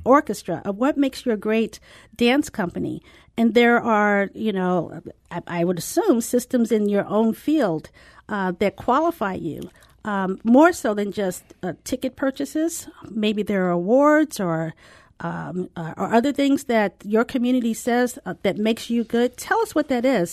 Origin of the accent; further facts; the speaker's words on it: St. Louis, Missouri, United States; moved away as an adult; also born or lived in San Diego; I'm from Saint Louis and left right after college